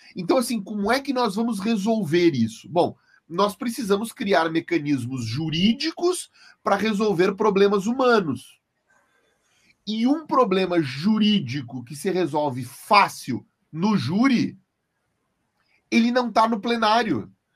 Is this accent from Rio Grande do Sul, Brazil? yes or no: yes; Santa Maria, Rio Grande do Sul, Brazil; eu sou de Santa Maria